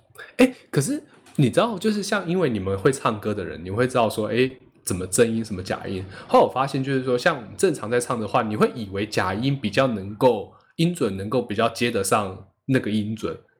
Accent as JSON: {"language": "Chinese", "region": "Miaoli County", "country": "Taiwan", "first_language": "Hakka", "said": "我们苗栗也才十八乡镇而已"}